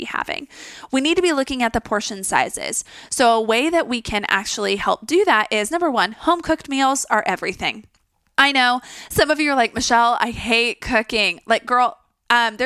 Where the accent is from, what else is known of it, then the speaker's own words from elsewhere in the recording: Texas, United States; I'm even from Texas.